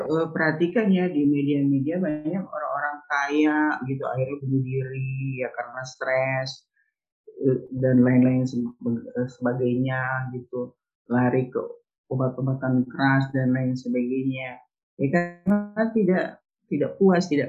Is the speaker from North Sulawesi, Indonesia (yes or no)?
yes; Manado, North Sulawesi, Indonesia; kalau kita orang Nado bilangnya brenebon ya